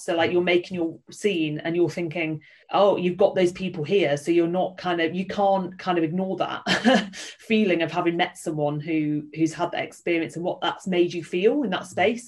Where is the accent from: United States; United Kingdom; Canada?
United Kingdom; Yorkshire and the Humber; I'm from Yorkshire.